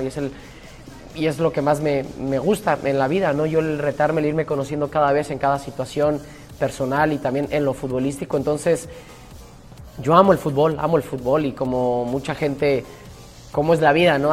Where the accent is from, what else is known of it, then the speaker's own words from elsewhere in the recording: Mexico; moved away; nosotros mismos los mexicanos